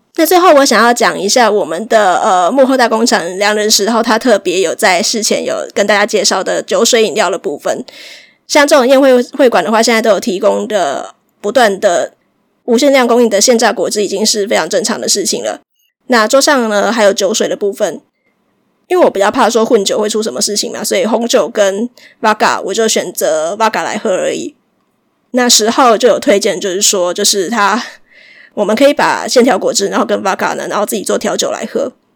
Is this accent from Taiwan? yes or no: yes; Chiayi, Taiwan; 我是嘉义人，我们两个都是比较南部的